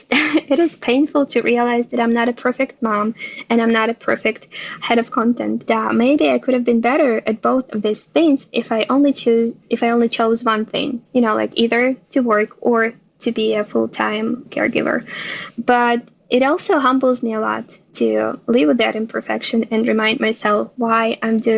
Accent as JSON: {"language": "English", "country": "Ukraine", "tie": "born or raised there", "moved": "yes", "lives_now": "Israel", "said": "I was born and raised in Ukraine, based in Israel now."}